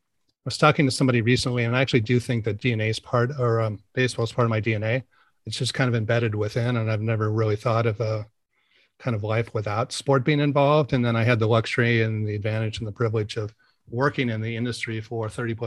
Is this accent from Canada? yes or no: no; San Francisco, California, United States; born there; Well, I was born in San Francisco, and I guess my first organized sports league or team was in baseball, playing for the Braves in Tiburon.